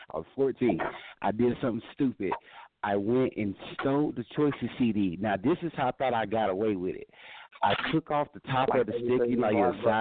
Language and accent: English; Georgia, United States; now in Denver, United States; I'm from Georgia. I'm from Georgia. That's where I did the dumb shit when I was young